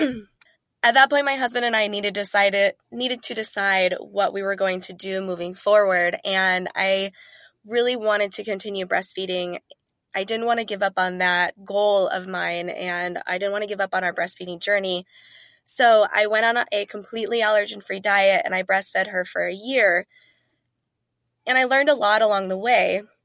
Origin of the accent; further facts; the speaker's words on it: North Dakota, United States; Eventually, we settled in North Dakota, where I attended high school and undergrad. So I claim that as my home state, if you will.